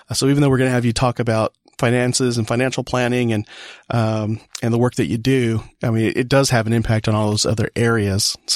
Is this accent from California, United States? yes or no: yes; California, United States; So, uh, cause I'm imported from California.